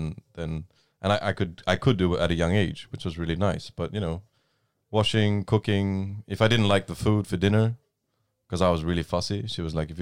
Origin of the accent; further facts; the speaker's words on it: Australia; I'm from Australia